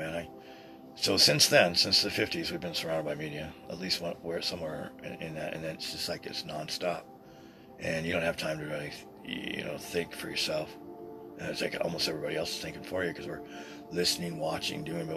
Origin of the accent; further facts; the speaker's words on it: Boise, Idaho, United States; over the Sears store down here in downtown Boise when I was a kid